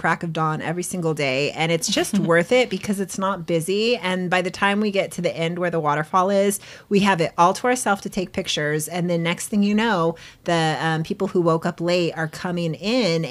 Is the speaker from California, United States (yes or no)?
yes; San Diego, California, United States; we are from San Diego.